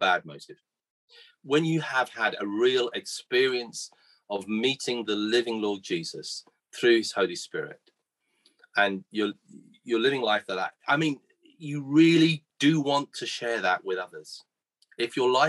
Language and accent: English; Guernsey; in 1964 when I was born here in Guernsey